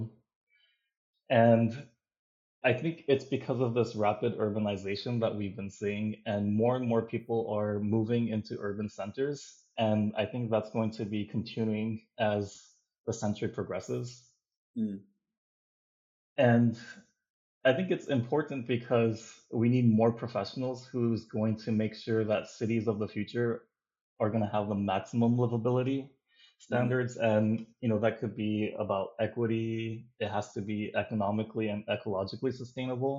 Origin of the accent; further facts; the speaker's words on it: Hawaii, United States; I am from Hawaii, which is very constricted in terms of land